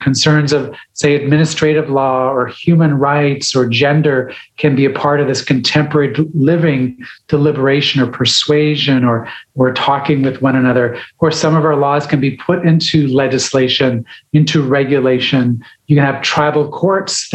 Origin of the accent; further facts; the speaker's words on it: Saugeen Peninsula, Ontario, Canada; now in Victoria, Canada; I'm from the Portage Point in Ontario, which is about 3 hours north of Toronto, 4 hours north of Detroit, on Georgian Bay, the Saugeen Peninsula